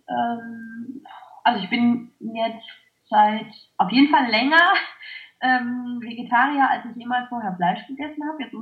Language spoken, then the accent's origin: German; Clausthal-Zellerfeld, Lower Saxony, Germany; Ich habe damals noch bei meinen Eltern gewohnt. Ich komme ursprünglich aus Klausthal-Zellerfeld